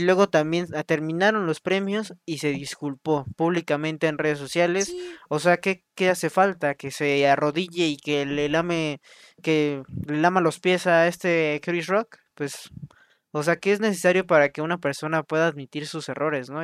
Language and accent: Spanish; Mexico; somos de México